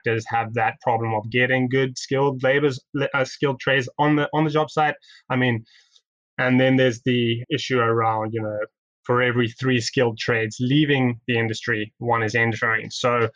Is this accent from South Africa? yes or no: yes; South Africa; now in Toronto, Canada; I'm originally from South Africa